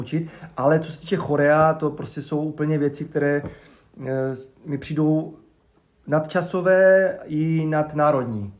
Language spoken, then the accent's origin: Czech; Havířov, Moravian-Silesian Region, Czechia; also born or lived in Ostrava; jsem vyrůstal na Šumbarku, na Starém